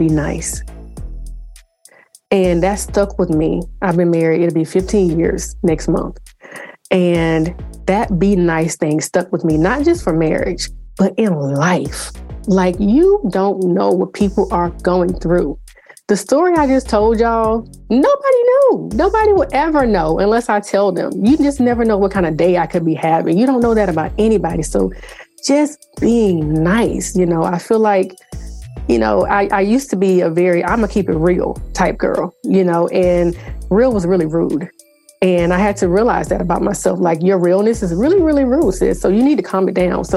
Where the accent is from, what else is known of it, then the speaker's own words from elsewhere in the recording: South Carolina, United States; I'm from the South. I'm from South Carolina